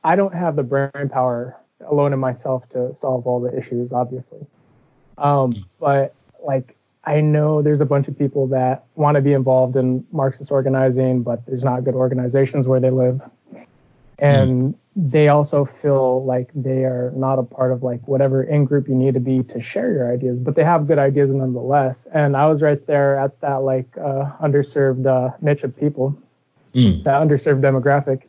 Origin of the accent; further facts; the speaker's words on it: Seattle, Washington, United States; I'm from Seattle, Washington